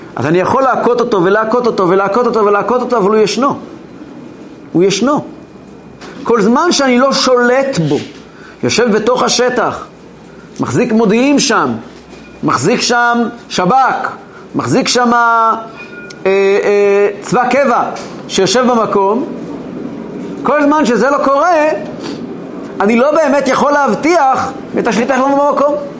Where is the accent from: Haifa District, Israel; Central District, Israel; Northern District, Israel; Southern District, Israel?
Central District, Israel; Kfar Chabad; אני גדלתי כילד בכפר חב"ד